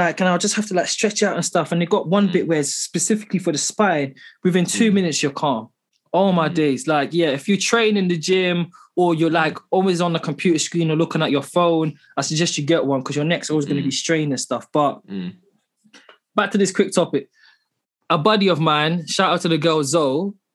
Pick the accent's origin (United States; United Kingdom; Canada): United Kingdom; London; I grew up in London